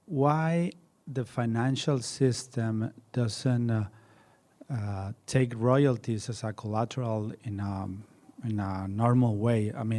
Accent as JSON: {"language": "English", "country": "Mexico", "said": "I'm from Mexico."}